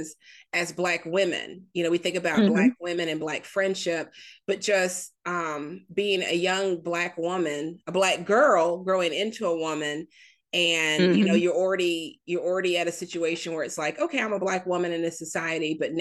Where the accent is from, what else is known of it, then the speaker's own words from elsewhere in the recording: Mississippi, United States; I grew up in Mississippi